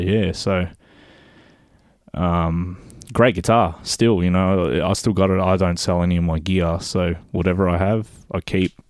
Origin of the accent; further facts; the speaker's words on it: Melbourne, Victoria, Australia; I grew up fr-, in the western suburbs of Melbourne